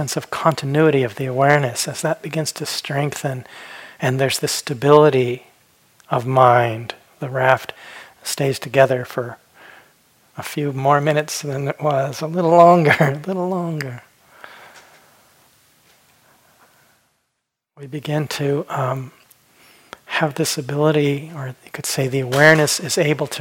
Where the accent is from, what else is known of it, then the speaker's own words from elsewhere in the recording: Phoenix, Arizona, United States; When I was a kid, I grew up in Phoenix, Arizona, and we didn't have rivers.